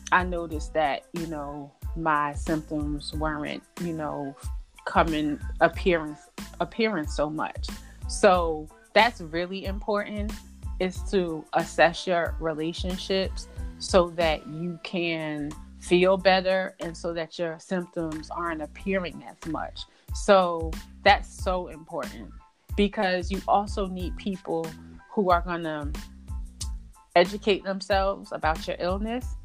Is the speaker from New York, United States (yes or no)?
yes; New York, United States; you know I'm from New York, New Jersey area